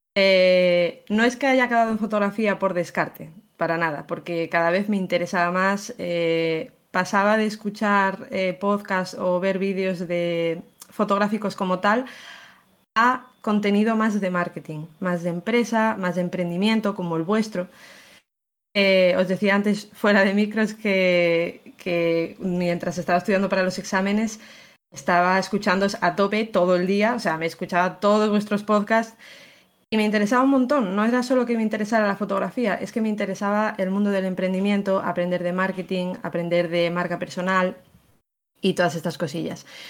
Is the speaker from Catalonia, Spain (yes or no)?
no; León, Castile and León, Spain; yo soy de León